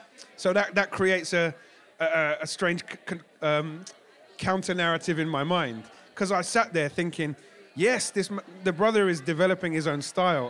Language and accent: English; Jamaica; It was very powerful for me as a Jamaican to see parts of that country on screen in a way that I've not seen rendered before.